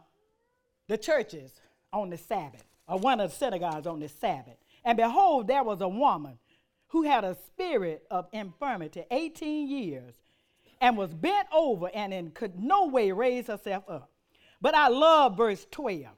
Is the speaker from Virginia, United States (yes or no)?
no; Montgomery, Alabama, United States; I'm country. I'm from Montgomery, Alabama